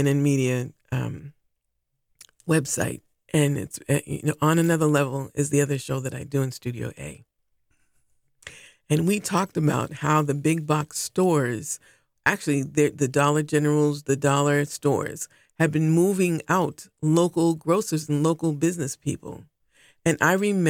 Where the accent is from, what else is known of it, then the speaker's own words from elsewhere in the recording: Boston, Massachusetts, United States; I'm a Bostonian, mm-hmm. native Bostonian, so I lived here